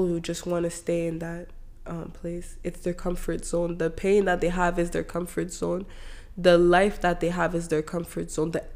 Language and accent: English; Canada; I grew up in Canada